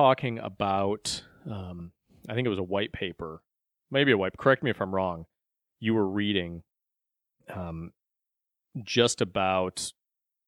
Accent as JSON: {"language": "English", "town": "Beloit", "region": "Wisconsin", "country": "United States", "tie": "born or raised there", "said": "I grew up in Beloit, Wisconsin."}